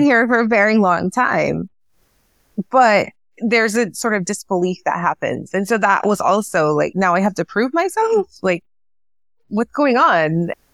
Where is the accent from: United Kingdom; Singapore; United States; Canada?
United States; El Paso, Texas